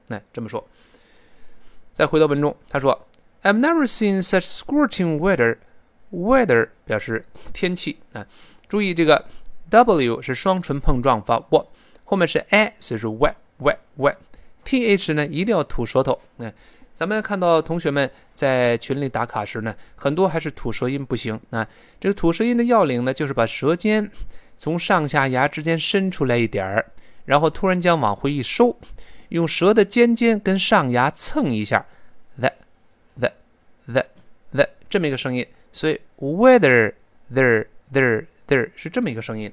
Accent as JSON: {"language": "Chinese", "country": "China", "said": "我们中国人"}